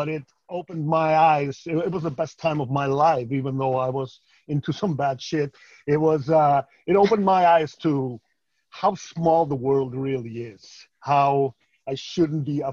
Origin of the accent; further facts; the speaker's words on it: Iceland; moved away; also born or lived in California; I'm a 45-year-old Icelander by core